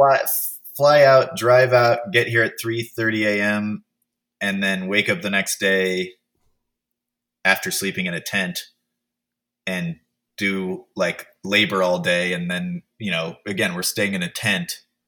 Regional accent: Oakland, California, United States; also born or lived in Sebastopol, California; now in Texas, United States; grew up in Oakland and then also in Sebastopol in Sonoma County

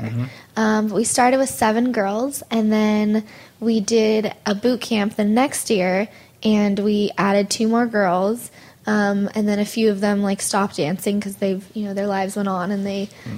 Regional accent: Monterey, California, United States; moved away as an adult; now in North Hollywood, United States; my parents still live up in Monterey, so I'm originally from Monterey

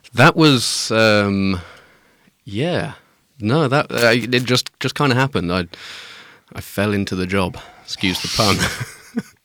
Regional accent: Midlands, United Kingdom; moved away as an adult; I grew up in the Midlands where there's nothing

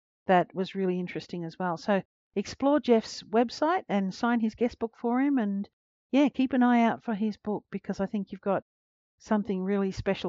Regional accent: Australia; As an Australian

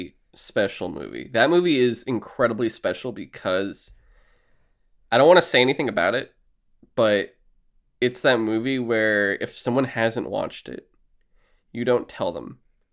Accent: United Kingdom; I'm British, so are these.

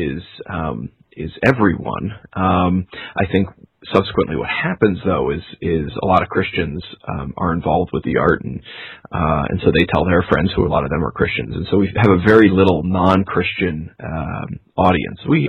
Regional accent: New York, United States; I'm from New York

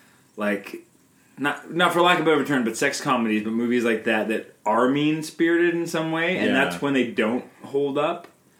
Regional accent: Canada

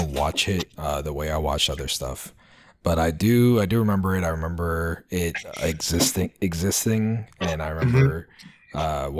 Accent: New York City, New York, United States; I grew up in the Bronx

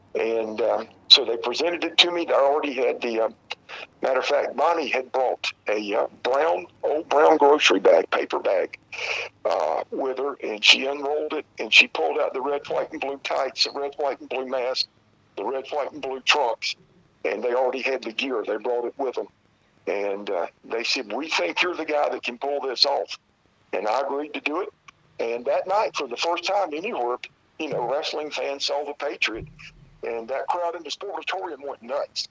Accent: South Carolina, United States; I was born and raised here in South Carolina

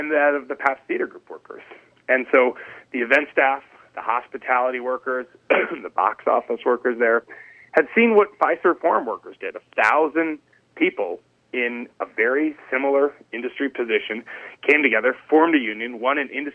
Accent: northeastern Wisconsin, United States; I'm only Canadian light, being a northeastern Wisconsin person

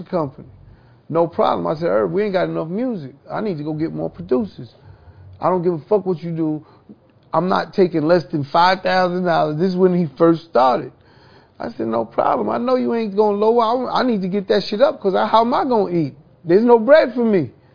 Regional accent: New York City, New York, United States; growing up in Hollis, Queens

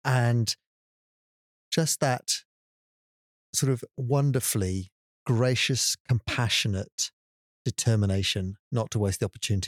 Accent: England, United Kingdom; as an Englishman

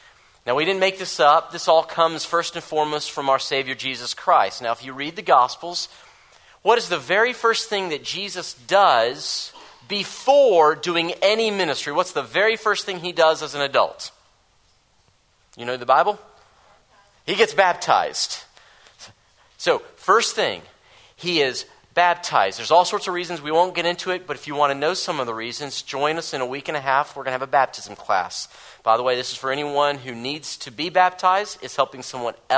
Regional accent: the South, United States; I'm from the South

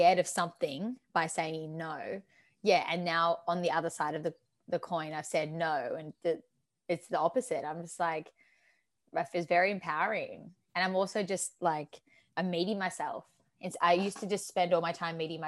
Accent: Australia; also born or lived in Torquay, Victoria; I am a human being labelled as Australian, living in Torquay, Victoria

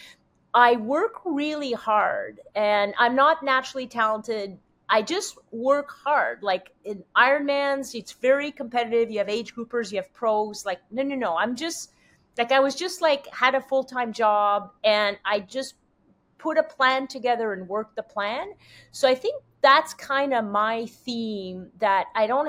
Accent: Quebec, Canada; first language French; English is a second language; moved away; I'm French. I barely speak English. I'm from Quebec.

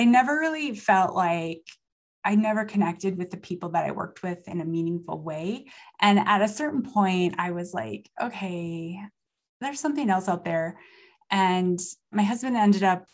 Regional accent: Wolf Point, Montana, United States; it was Mayberry when I was growing up in Wolf Point

